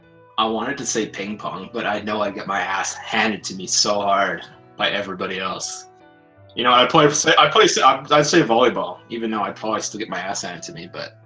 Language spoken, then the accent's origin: English; Saskatchewan, Canada; I'm from Canada, right in the middle of buttfuck nowhere.